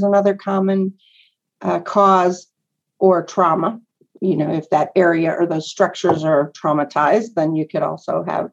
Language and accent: English; Northwest Pennsylvania, United States; now in Lubbock, United States; I'm from Northwest Pennsylvania, like 90 miles south of Buffalo, New York